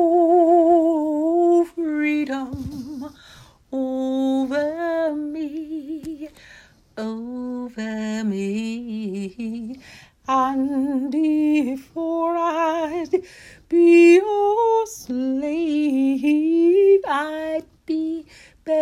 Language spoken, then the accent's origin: English; Lake County, Indiana, United States; now in Porter County, Indiana, United States; I'm originally from Lake County